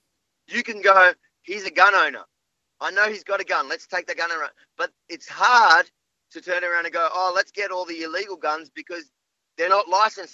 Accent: Melbourne, Victoria, Australia; also born or lived in Israel / Sydney; I was born the night we moved from Sydney to Melbourne.

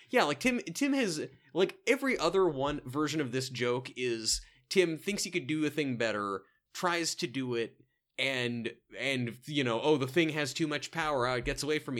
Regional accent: Salem, Oregon, United States; my hometown

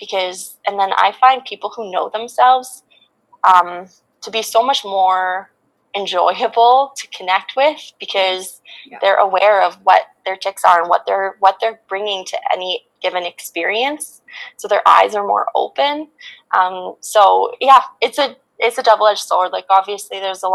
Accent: Regina, Saskatchewan, Canada; also born or lived in Vancouver; I went to the University of Regina in Saskatchewan, where my hometown is

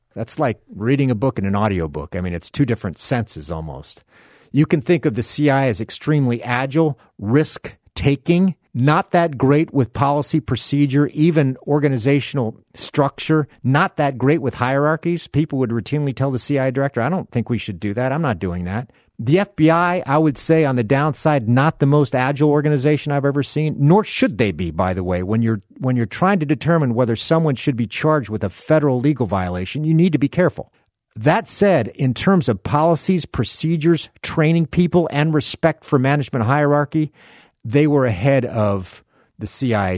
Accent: South Miami, Florida, United States; fishing in the canals of South Miami, Florida, where I grew up

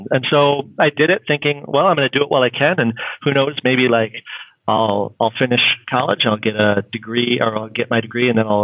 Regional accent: Detroit, Michigan, United States; where I was born and raised in Detroit while I was getting my degree

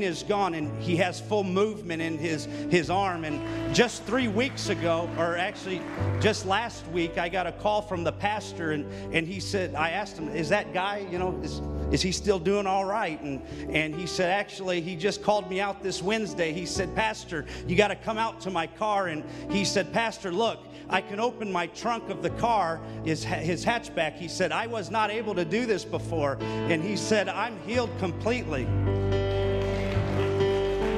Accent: California, United States; moved away as an adult; also born or lived in Florida; now in Ohio, United States; I'm actually originally from California, and then we moved after Bible school, got married and moved to Florida, and then 5 years ago, we ended up here in Ohio

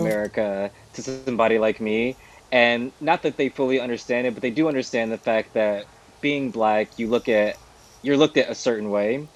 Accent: Midwest, United States; moved away; I'm American. I come from the Midwest

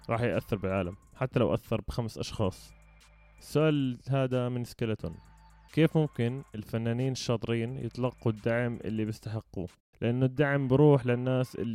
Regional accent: Jordan; لانه فكره الميتال عندنا بالاردن او الناس اللي بتعزف ميتال بسموهم عبده شياطين

